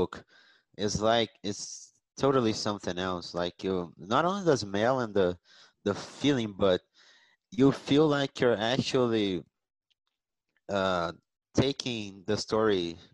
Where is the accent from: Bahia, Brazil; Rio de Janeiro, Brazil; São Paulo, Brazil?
Rio de Janeiro, Brazil; moved away as an adult; I'm from Rio de Janeiro, but now I live in another state.